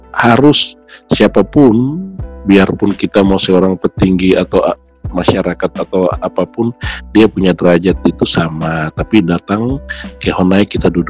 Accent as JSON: {"language": "Indonesian", "region": "Highland Papua", "country": "Indonesia", "first_language": "Lani", "second_language": "Indonesian", "said": "bahasa daerah semua, bahasa oh. daerah saya terutama itu bahasa Lani."}